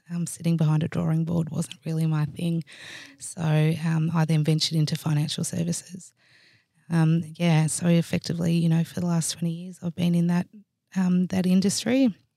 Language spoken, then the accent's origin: English; Swan Hill, Victoria, Australia; I actually grew up in a small country town called Swan Hill, which is about three and a half hours northwest of here.